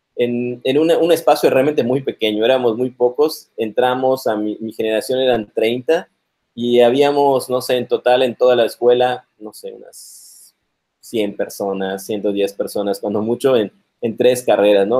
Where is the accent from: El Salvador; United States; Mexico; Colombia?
Mexico; Mérida, Yucatán; moved away as an adult; also born or lived in Monterrey; Nací aquí en Mérida, Yucatán, en el 78.